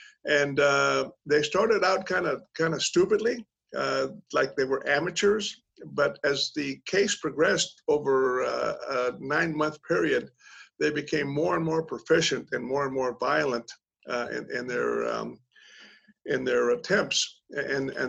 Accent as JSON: {"language": "English", "region": "South Texas", "country": "United States", "tie": "born or raised there", "moved": "as an adult", "said": "I grew up in South Texas, home, church, family, you know, God, country, the old standard"}